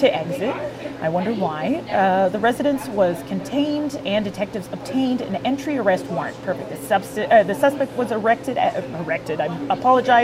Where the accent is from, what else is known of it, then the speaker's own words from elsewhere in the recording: Welland, Ontario, Canada; As a native to the city of Welland, I was born in Welland. I was raised in Welland.